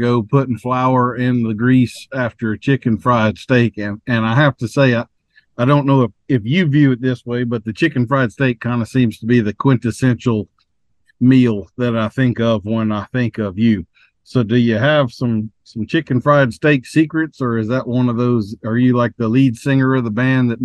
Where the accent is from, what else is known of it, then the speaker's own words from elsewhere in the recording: North Louisiana, United States; I was raised in North Louisiana